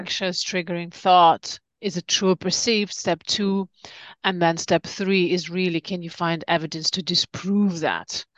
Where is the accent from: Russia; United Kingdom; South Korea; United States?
Russia; Siberia; moved away; I grew up in Siberia during communism time